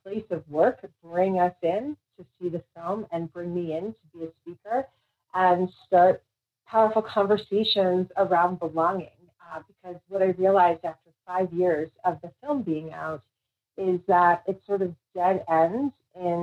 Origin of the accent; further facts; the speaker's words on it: New York City, New York, United States; where I grew up in the Bronx